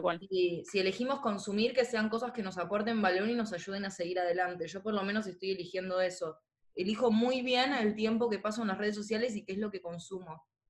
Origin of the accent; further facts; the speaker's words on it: Argentina; como argentinos